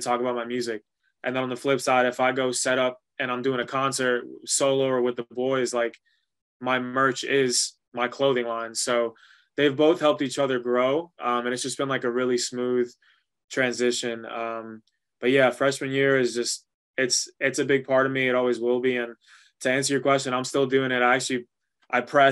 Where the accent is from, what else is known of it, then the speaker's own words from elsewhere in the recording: New York, United States; first language Spanish; English is a second language; Growing up in New York, like I loved it and I never got rid of it